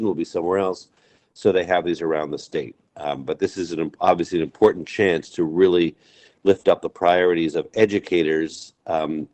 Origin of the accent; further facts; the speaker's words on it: Amherst, Massachusetts, United States; in my own town where I grew up here in Amherst, where my kids went to school, where I went to school